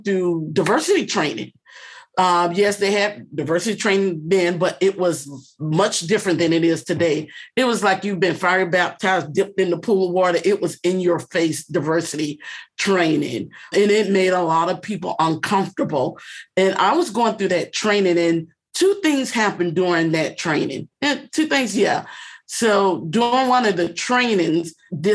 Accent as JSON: {"language": "English", "region": "South Florida", "country": "United States", "also_born_or_lived": "South Georgia", "said": "I'm originally from South Florida, the Pompano Beach, Fort Lauderdale area, Miami Beach area"}